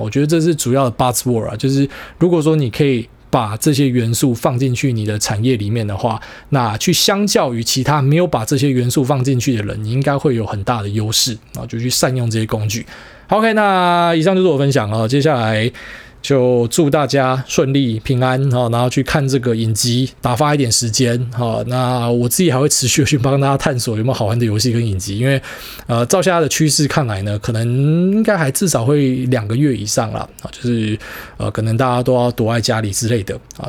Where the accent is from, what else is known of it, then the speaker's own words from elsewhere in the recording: Taiwan; 还好我们台湾人是呃。